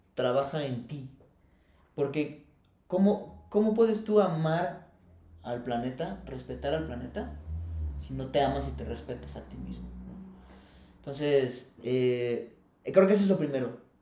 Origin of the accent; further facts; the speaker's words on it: Querétaro, Mexico; also born or lived in Feño (unclear, birthplace); Originalmente soy, este, soy de Feño, ahí nací, pero crecí y toda mi infancia la tuve aquí en Querétaro.